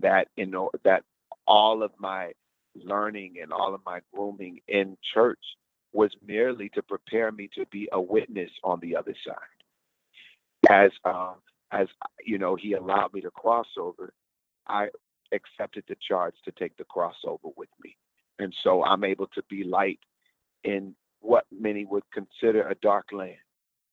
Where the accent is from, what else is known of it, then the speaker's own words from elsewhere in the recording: Houston, Texas, United States; moved away; Houston, my hometown